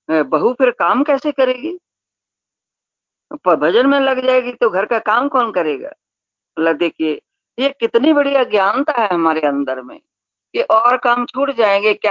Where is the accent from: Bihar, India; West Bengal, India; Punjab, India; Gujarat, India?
Punjab, India; हम लोग पंजाबी लोग हैं तो हम लोग का नियम तो और सख्त है